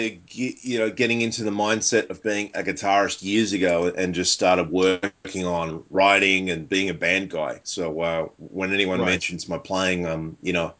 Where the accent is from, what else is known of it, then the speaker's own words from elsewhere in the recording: Sydney, New South Wales, Australia; born and raised in Sydney, Australia